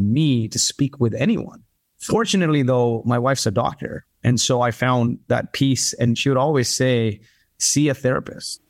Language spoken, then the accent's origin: English; Kuwait; also born or lived in India / Canada; now in United States; My parents are from India. I grew up in Kuwait, was a refugee of the Gulf War